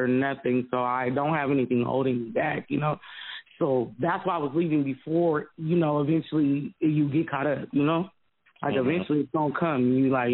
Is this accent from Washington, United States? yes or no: yes; Seattle, Washington, United States; moved away as an adult; now in Florida, United States; I'm from Seattle, so I'm used to the diversity